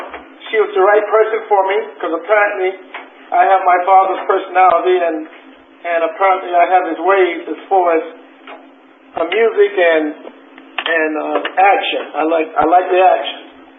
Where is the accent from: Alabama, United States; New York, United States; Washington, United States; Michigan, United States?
New York, United States; Westbury; born there; also born or lived in South Carolina; I was born in Westbury, Long Island, in a house in New York. My mom was originally from South Carolina, so I think she decided she wanted me to grow up in South Carolina